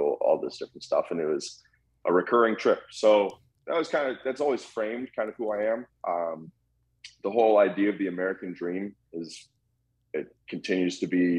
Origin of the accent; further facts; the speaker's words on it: Vancouver, British Columbia, Canada; also born or lived in Calgary; So I was born in Calgary, Alberta, Canada in 1992. And I moved to Vancouver when I was 2 years old.